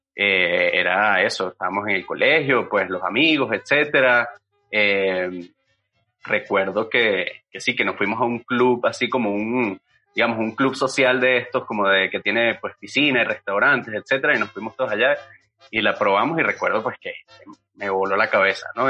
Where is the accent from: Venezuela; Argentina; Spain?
Venezuela; now in Mexico; yo soy venezolano